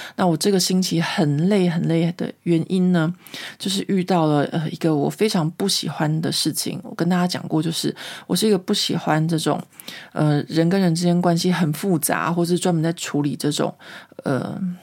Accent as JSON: {"language": "Chinese", "town": "Taipei", "country": "Taiwan", "moved": "as an adult", "lives_now": "France", "said": "我台北人"}